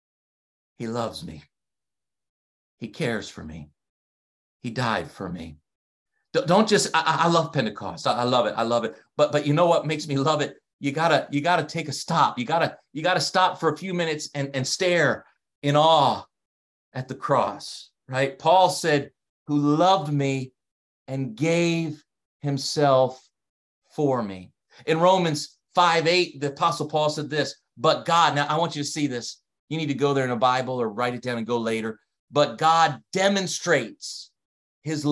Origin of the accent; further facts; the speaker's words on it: Delaware, United States; accent: Delaware; now in Canada; my accent, my Delaware accent. I don't have a Canadian accent